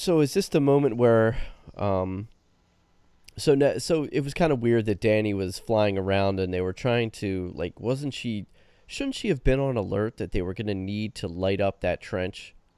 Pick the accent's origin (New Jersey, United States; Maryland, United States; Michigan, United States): New Jersey, United States; I'm from New Jersey